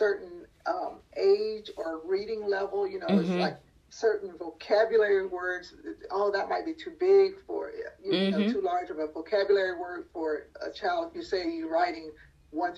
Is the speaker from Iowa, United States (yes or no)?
no; Asheville, North Carolina, United States; when I grew up in the 60s and 70s in the, you know, in the South, I'm originally from Asheville, North Carolina